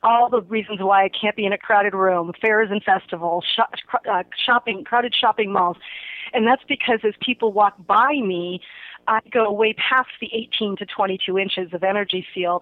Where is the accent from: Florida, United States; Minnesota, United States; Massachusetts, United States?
Massachusetts, United States; Holyoke; moved away as an adult; also born or lived in Cape Cod, Massachusetts; now in Sacramento, United States; I am originally from Holyoke, Massachusetts.